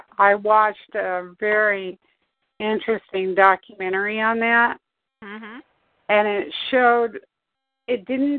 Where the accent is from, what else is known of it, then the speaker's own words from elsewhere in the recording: Arizona, United States; I'm from Arizona, but not from Tucson.